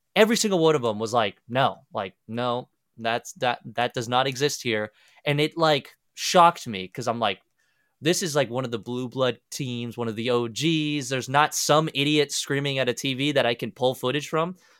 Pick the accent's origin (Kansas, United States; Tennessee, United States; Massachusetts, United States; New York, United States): Kansas, United States; also born or lived in Argentina; while I was growing up in Kansas